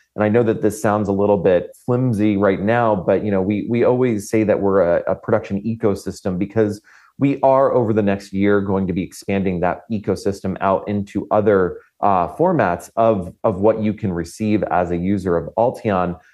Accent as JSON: {"language": "English", "region": "Florida", "country": "United States", "said": "I come from Florida, and um, I I've witnessed countless hurricanes in my lifetime"}